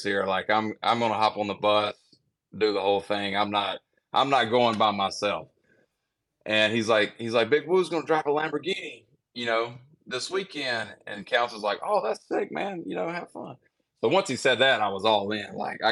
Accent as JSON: {"language": "English", "region": "Mississippi", "country": "United States", "said": "I'm from Mississippi."}